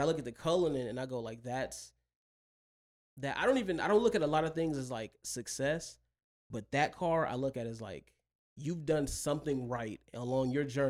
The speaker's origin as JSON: {"language": "English", "region": "the South", "country": "United States", "tie": "born or raised there", "said": "And growing up in the South, people take like, they take old cars like box Chevys and they'll throw rims on them, paint job. And that's the culture."}